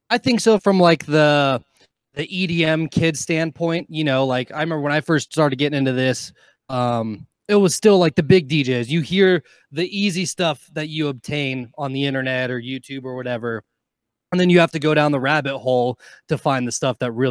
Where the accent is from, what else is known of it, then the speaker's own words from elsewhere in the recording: Carson City, Nevada, United States; Yes. Well, Carson City, which is the smaller fucking capital of Nevada.